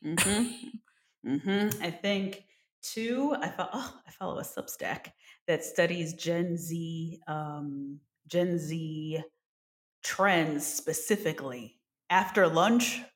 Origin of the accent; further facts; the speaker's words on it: New Jersey, United States; we're from New Jersey